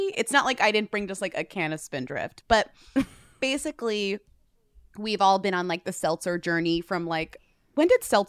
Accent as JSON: {"language": "English", "town": "Newton", "region": "Massachusetts", "country": "United States", "tie": "born or raised there", "said": "It is made in my hometown, weirdly, like it's from Newton, Massachusetts."}